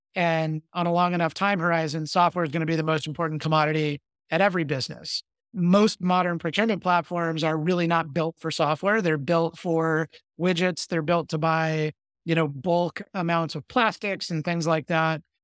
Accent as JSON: {"language": "English", "town": "Victorville", "region": "California", "country": "United States", "tie": "born or raised there", "said": "I grew up in the Mojave Desert in a small town called Victorville. That's in Southern California"}